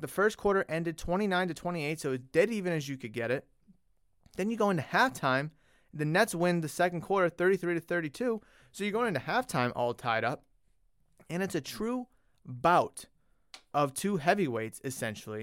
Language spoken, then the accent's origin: English; Massachusetts, United States; I grew up in Massachusetts